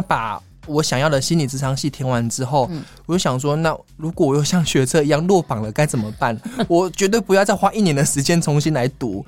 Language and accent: Chinese; Kaohsiung, Taiwan; moved away as an adult; now in Taipei, Taiwan; 我是高雄人